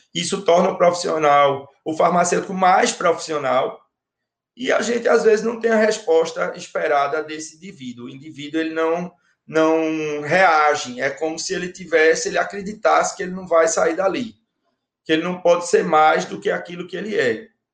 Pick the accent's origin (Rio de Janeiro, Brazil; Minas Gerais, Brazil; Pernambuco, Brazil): Pernambuco, Brazil; Recife; eu sou pernambucano, do Recife